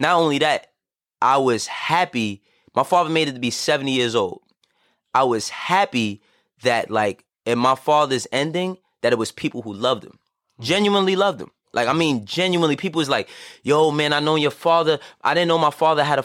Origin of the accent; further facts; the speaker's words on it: New York City, New York, United States; also born or lived in Harlem; I'm from Harlem, but I am from the Bronx as well. I was born and raised in the Bronx, and then I moved to Harlem